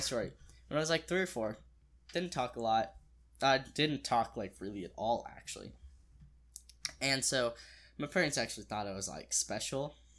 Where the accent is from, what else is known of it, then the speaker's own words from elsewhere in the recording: Springfield, United States; I was born and raised in Springfield